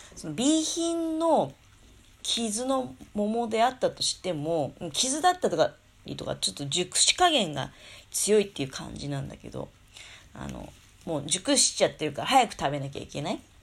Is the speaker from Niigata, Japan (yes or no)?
yes; Tokamachi, Niigata, Japan; うちの実家の方でもね、十日町とか